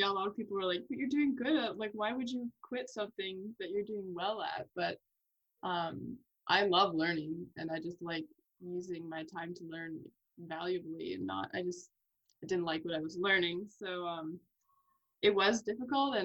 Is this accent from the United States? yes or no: no; Ontario, Canada; I'm from Ontario, so it's like a 7-hour drive away.